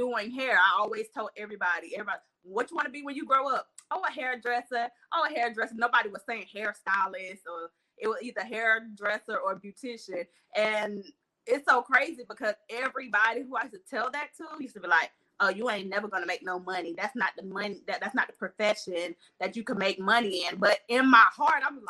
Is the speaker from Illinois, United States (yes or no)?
no; Albany, Georgia, United States; also born or lived in Charleston, South Carolina; I was born in Charleston, South Carolina, which you already know Albany, Georgia done raised me